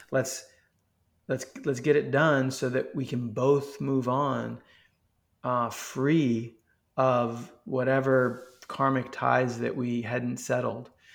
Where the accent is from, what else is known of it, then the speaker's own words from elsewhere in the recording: New York, United States; moved away as an adult; now in Texas, United States; growing up in New York